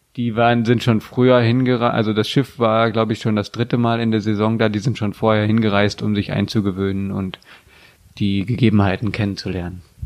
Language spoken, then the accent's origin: German; Germany; wir als Deutsche